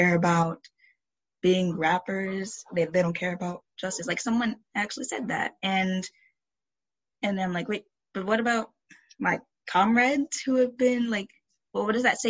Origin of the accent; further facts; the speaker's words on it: Henrico County, Virginia, United States; I grew up in Henrico County, Virginia